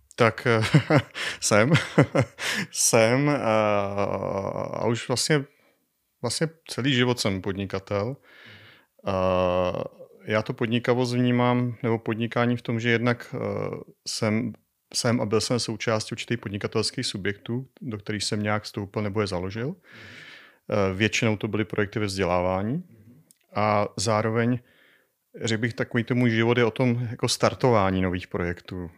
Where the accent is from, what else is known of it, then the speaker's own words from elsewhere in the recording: Czechia; also born or lived in Colorado, United States; jako správný Čech